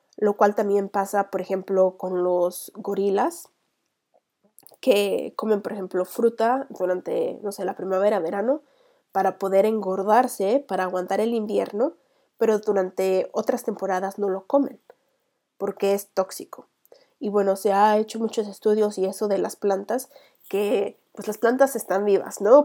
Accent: Mexico; vikinga mexicana

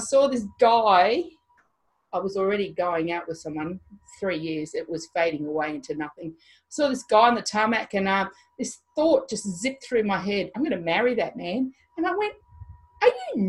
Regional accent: Mount Isa, Queensland, Australia; born or raised there; also born or lived in India / New Guinea

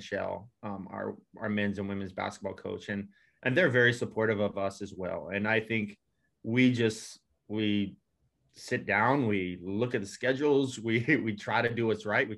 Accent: Hawaii, United States; moved away; I'm originally from Hawaii

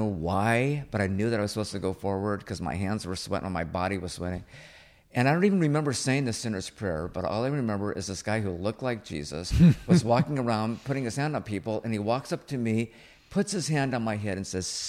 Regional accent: Riverside, California, United States; also born or lived in Chicago; I was raised in Riverside, born in Chicago, and family of jocks and druggies.

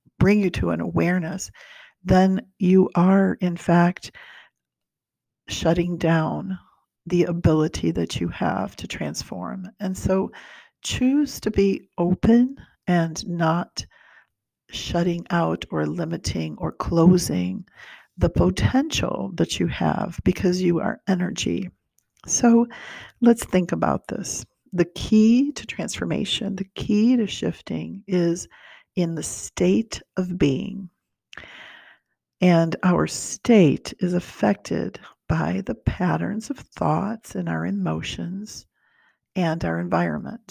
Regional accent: Brazil; now in United States; I was born in Brazil

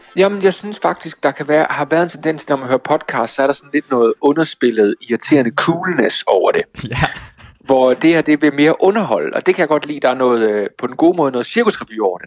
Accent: Toftlund, Southern Denmark, Denmark; moved away; er jeg i min hjemby. Toftlund nede ja. i Sønderjylland

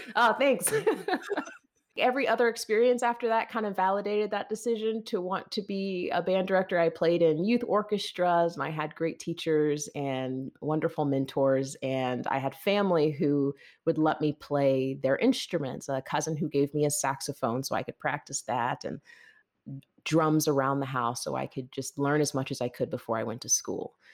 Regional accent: Lawrenceville, Georgia, United States; I'm actually from Lawrenceville, Georgia

